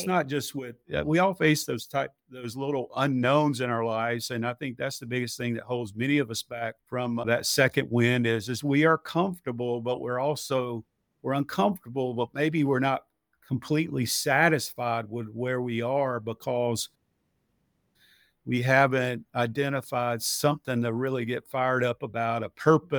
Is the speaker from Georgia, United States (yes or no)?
yes; Georgia, United States; So I grew up in West Spalding County, about halfway between Griffin and Sonora. And we grew up on a small farm out in West Coweta when I was in elementary school.